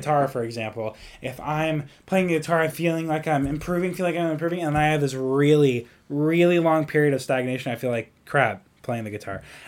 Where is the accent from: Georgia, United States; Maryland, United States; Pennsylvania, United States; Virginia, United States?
Georgia, United States; I'm from Georgia too